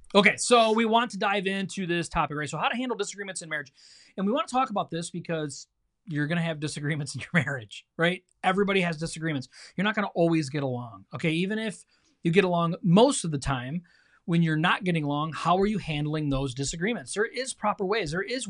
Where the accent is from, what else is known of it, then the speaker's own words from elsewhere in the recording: Michigan, United States; we got to watch a football game because we are from Michigan.